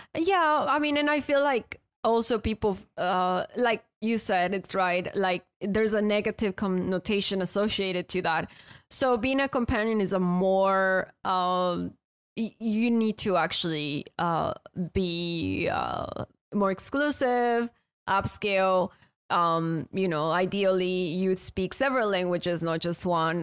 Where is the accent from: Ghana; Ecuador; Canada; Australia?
Ecuador; moved away as an adult; now in United States; I'm from Ecuador